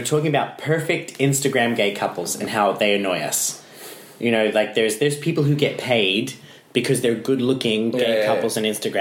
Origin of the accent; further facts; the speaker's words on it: Brisbane, Queensland, Australia; now in Iceland; my hometown of Brisbane